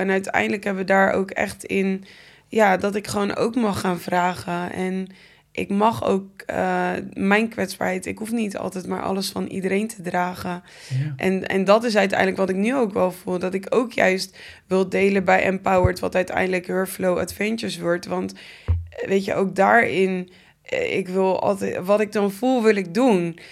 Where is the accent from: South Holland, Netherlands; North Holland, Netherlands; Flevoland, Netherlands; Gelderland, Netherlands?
South Holland, Netherlands; Gouda; Ik ben in Gouda geboren.